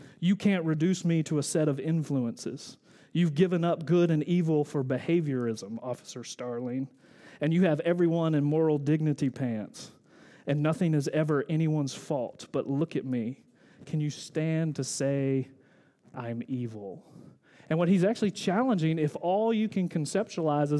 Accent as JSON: {"language": "English", "region": "the South", "country": "United States", "said": "I'm from the South. We don't say wrestle"}